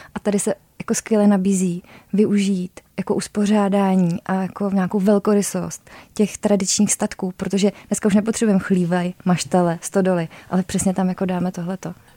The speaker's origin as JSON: {"language": "Czech", "region": "South Bohemian Region", "country": "Czechia", "also_born_or_lived": "Prague", "moved": "as an adult", "said": "My jsme oba jeho Češi"}